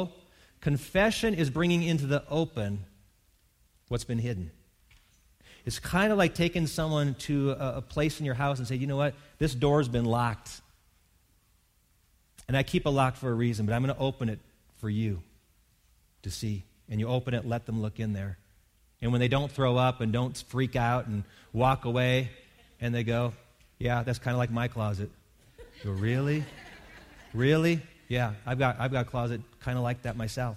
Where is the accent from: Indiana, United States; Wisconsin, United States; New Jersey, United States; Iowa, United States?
Wisconsin, United States; I grew up in Wisconsin, which is the dairy state.